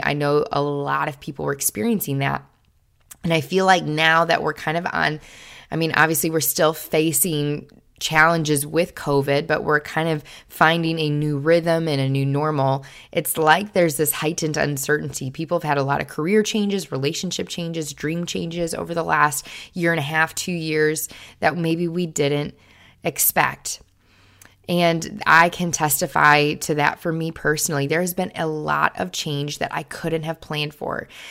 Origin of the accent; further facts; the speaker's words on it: Kenosha, Wisconsin, United States; moved away as an adult; also born or lived in Springfield, Missouri; this eighteen-year-old girl who had lived in Kenosha, Wisconsin her entire life